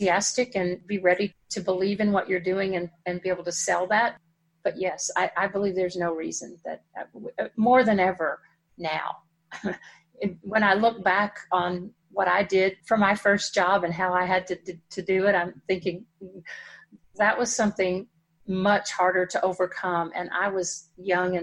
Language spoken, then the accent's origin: English; Dallas, Texas, United States; we live about 60 miles from Dallas. And which is where I grew up in Dallas